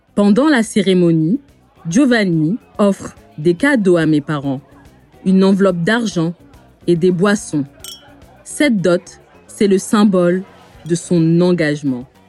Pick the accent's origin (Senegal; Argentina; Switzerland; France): France; je suis née en France, mais mes parents sont originaires du Bénin